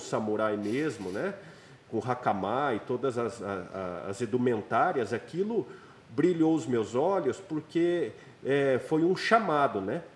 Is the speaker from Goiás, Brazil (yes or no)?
yes; Goiânia, Goiás, Brazil; Em Goiânia, né, na minha cidade natal